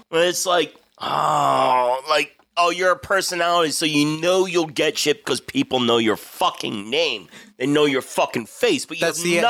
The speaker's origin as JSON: {"language": "English", "region": "New Jersey", "country": "United States", "said": "I'm from New Jersey."}